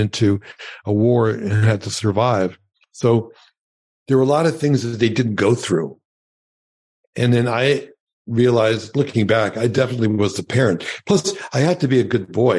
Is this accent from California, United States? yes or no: no; New York City, New York, United States; first language Yiddish; English is a second language; moved away as an adult; also born or lived in Los Angeles; I grew up in Brooklyn, and my parents were Holocaust survivors